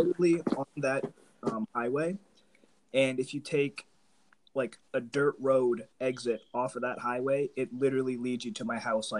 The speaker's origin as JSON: {"language": "English", "region": "Maine", "country": "United States", "tie": "born or raised there", "also_born_or_lived": "New Jersey", "said": "I was born in Jersey, actually, when my family came here after a minute. So I was born in Jersey. We moved to Maine when I was like maybe 2 or 3 years old. And I've pretty much been here ever since."}